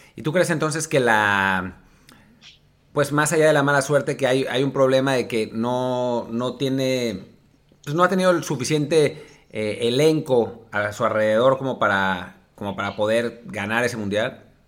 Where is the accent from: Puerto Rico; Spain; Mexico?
Mexico; yo le digo, de México